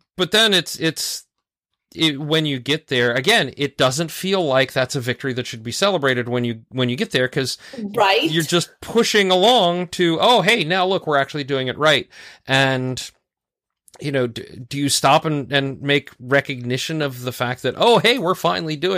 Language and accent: English; Raleigh, North Carolina, United States; I grew up in Raleigh when there were only two Krispy Kremes